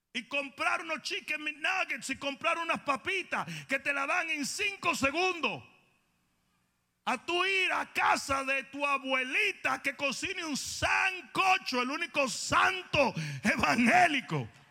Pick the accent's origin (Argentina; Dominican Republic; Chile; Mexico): Dominican Republic; moved away; como dicen los del sur en mi país